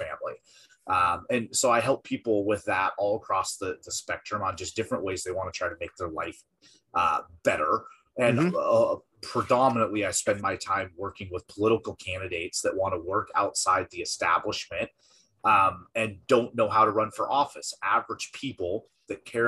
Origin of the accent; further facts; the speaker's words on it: Washington, United States; moved away as an adult; my home state of Washington